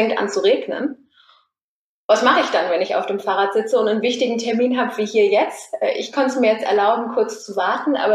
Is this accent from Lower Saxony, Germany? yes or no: no; Cologne, North Rhine-Westphalia, Germany; Ähm, wir sind ja jetzt hier gerade in Sürth. Ich komme aus der Kölner Innenstadt.